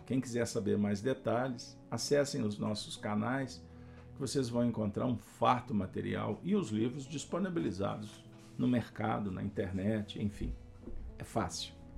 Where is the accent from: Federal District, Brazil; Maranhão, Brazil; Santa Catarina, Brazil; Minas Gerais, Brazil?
Minas Gerais, Brazil; Pedro Leopoldo; Eu tive a honra de ter passado a minha infância em Pedro Leopoldo, terra de meu pai.